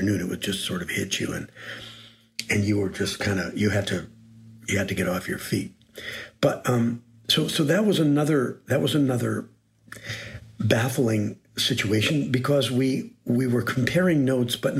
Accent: Green Bay, Wisconsin, United States; moved away as an adult; also born or lived in New Haven / Cambridge, Massachusetts / New York / Los Angeles; I was born in Green Bay, Wisconsin, and to a large family

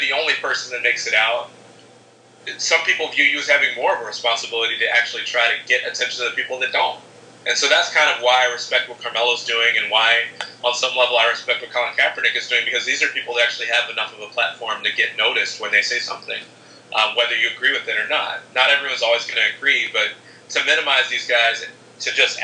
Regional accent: Chicago, Illinois, United States; my hometown team, against the White Sox

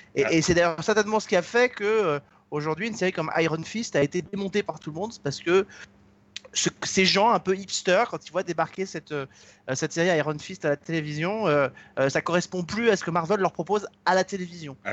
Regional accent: France; chez nous en France

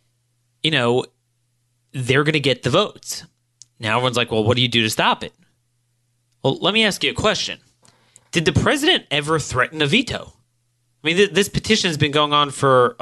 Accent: Maryland, United States; my home state of Maryland

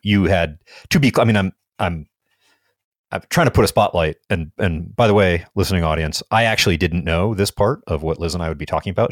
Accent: United States; I'm an American.

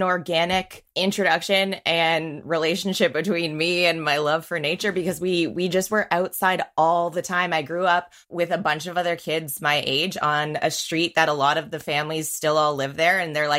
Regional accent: St. Catharines, Ontario, Canada; also born or lived in Winnipeg / Niagara / Waterloo; St. Catharines. So if someone doesn't know St. Catharines specifically, like Niagara region by Niagara Falls.

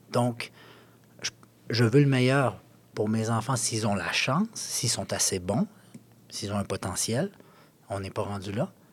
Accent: Quebec, Canada; moi, si moi, je suis québécois, donc euh, si mes enfants avaient la chance de jouer dans ma propre ville

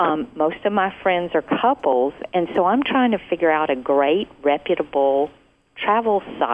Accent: Atlanta, Georgia, United States; now in South Carolina, United States; I'm in South Carolina now, but I'm originally from Atlanta.

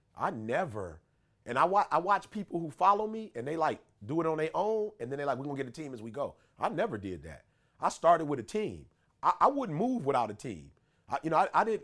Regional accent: Chicago, Illinois, United States; I'm from Chicago

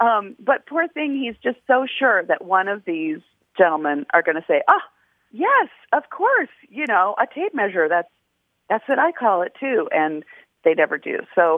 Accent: Fort Wayne, Indiana, United States; also born or lived in Cleveland, Ohio; We're both Midwestern kids. I grew up, I was born in Cleveland and raised in Fort Wayne, Indiana.

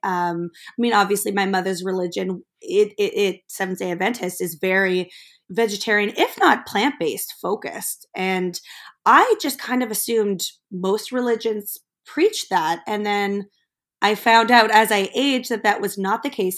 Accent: Germany; I grew up actually in Germany.

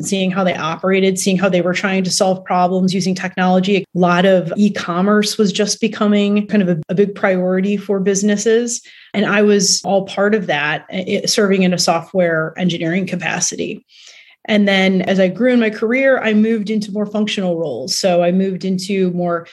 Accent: Cleveland, Ohio, United States; moved away as an adult; also born or lived in New Jersey; now in Chicago, United States; I'm from Cleveland, Ohio

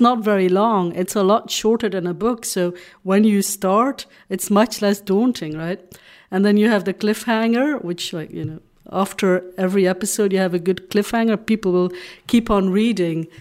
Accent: Flanders, Belgium; first language Dutch; English is a second language; moved away; also born or lived in Hong Kong; I'm from Belgium

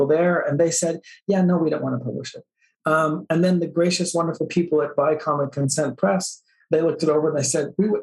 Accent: Oakton, Virginia, United States; Was a member of the church, active member of the church growing up in Northern Virginia

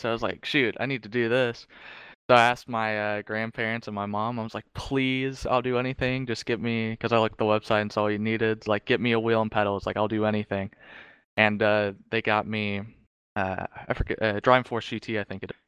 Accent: Charlotte, North Carolina, United States; I am from Charlotte, so, like, I go down there, um, quite frequently

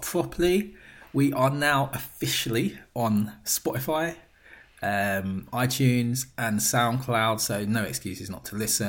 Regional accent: England, United Kingdom; Because that is what we are. We are English gents.

